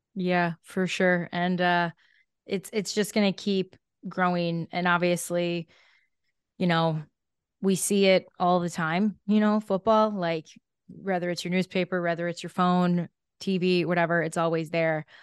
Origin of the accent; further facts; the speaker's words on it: Chicago, Illinois, United States; moved away; I'm a Chicago girl